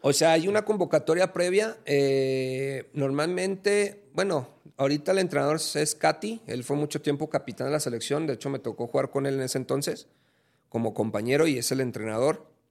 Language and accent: Spanish; Mexico; aquí en mi país